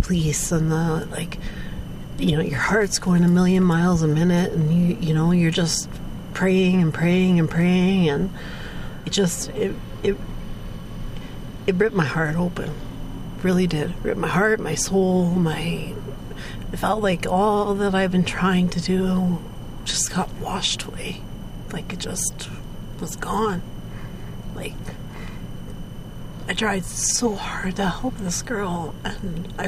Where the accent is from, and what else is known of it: Dryden, Ontario, Canada; born or raised there; also born or lived in Vancouver